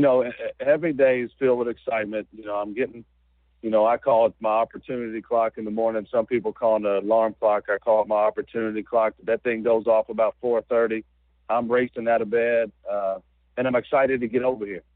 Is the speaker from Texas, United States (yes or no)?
no; Georgetown, Kentucky, United States; I'm from Georgetown, Kentucky, which is about 30 miles away from Richmond. And you know, at one time, I was a I was a high school player in this state.